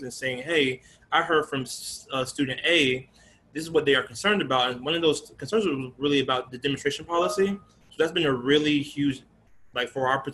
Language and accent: English; Atlanta, Georgia, United States; moved away as an adult; now in Chicago area, United States; moving from my hometown of Atlanta